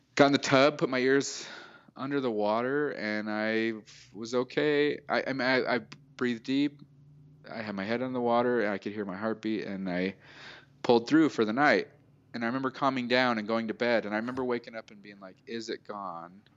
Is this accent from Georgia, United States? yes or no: no; Salt Lake City, Utah, United States; moved away as an adult; also born or lived in California; I'm from Salt Lake City, Utah